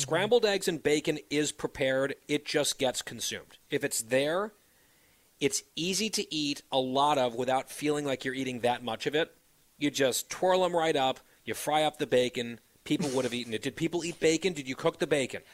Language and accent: English; United States; as an American